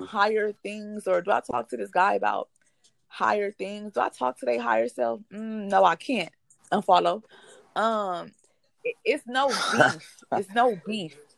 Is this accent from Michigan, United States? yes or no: no; Compton, California, United States; we we from Compton. We are from Compton. We are that native background.